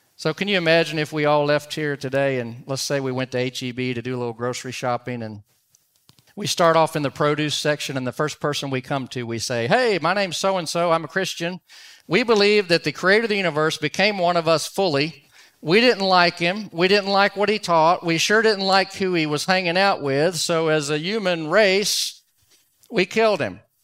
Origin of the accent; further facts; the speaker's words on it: Dallas, Texas, United States; I'm from Dallas, Fort Worth